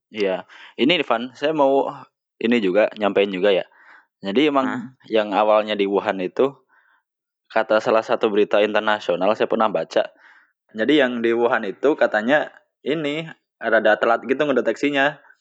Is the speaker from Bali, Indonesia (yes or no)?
no; Wonosobo, Central Java, Indonesia; now in Karawang, Indonesia; Di kampung saya eh. gitu, di apa? Di kabupaten saya Wonosobo